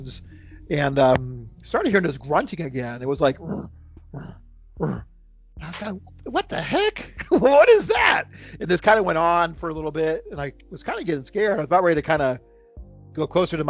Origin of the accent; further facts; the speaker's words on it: Ohio, United States; also born or lived in Charlottesville, Virginia; now in Virginia, United States; I'm from Ohio. I live in Virginia now